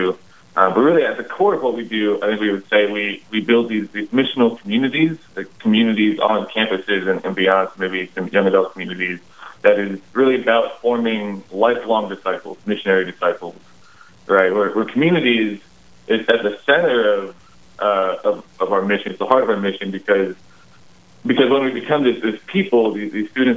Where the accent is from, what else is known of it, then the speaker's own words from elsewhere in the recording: Luverne, Minnesota, United States; also born or lived in Yankton, South Dakota; I was born in Yankton, South Dakota, but I lived in Luverne, Minnesota for most of my life. And that's totally where I grew up